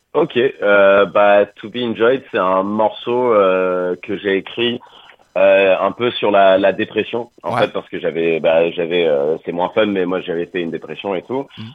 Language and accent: French; Angoulême, Nouvelle-Aquitaine, France; moved away as an adult; now in Paris, France; on est tous d'Angoulême à la base, et en fait, moi, j'ai déménagé à Paris il y a une dizaine d'années